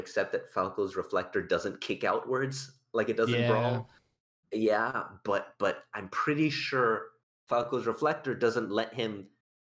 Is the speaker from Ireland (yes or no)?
no; Malaysia; moved away as an adult; now in Australia; I'm not from Australia, technically speaking. I grew up in Malaysia and I came to Australia for university and now I've moved here